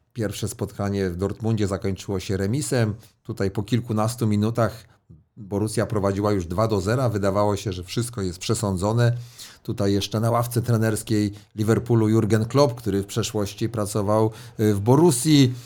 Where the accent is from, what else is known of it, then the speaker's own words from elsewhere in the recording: Elbląg, Warmian-Masurian Voivodeship, Poland; moved away; Ja jestem z Elbląga